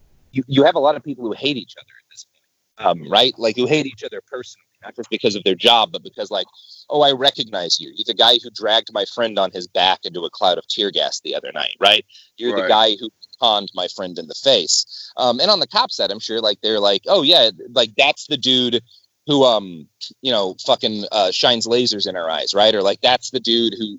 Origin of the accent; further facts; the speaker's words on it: the South, near Waco, Texas, United States; now in Portland, United States; I grew up in the South, right? Like, and Waco was, you know, I didn't grow up all that far from Waco